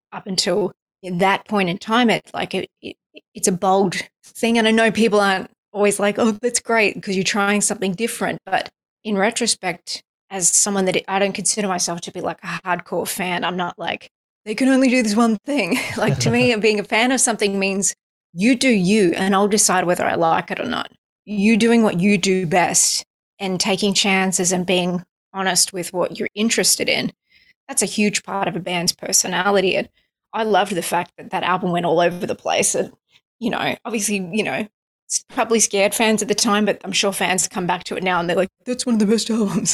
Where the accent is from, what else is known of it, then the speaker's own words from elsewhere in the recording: United States; I'm an American artist